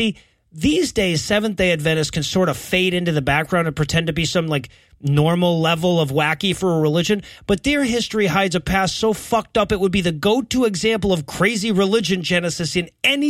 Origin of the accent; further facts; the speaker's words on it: United States; as American atheists